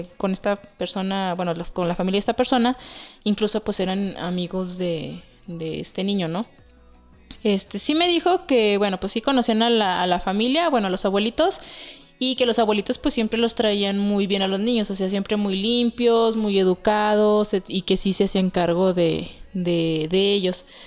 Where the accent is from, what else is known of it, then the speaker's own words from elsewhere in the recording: Durango, Mexico; somos de Durango